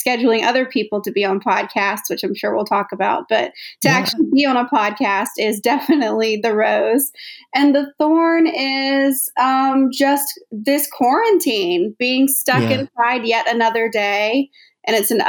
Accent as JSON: {"language": "English", "region": "South Carolina", "country": "United States", "moved": "as an adult", "said": "I'm from South Carolina"}